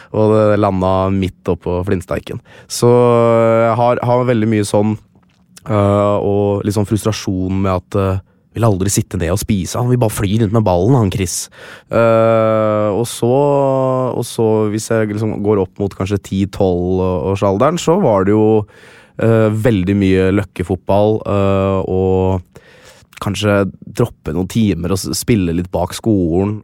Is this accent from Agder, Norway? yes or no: no; Lillestrøm, Akershus, Norway; var jeg han eneste blant 20 spillere i troppen som var født og oppvokst i Lillestrøm